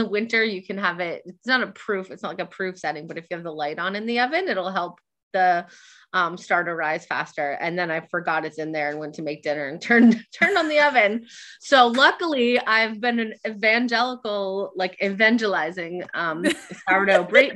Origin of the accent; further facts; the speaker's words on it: Nashua, New Hampshire, United States; also born or lived in Barrington, New Hampshire; I'm from New Hampshire, from Nashua, New Hampshire, which is where I've met Beth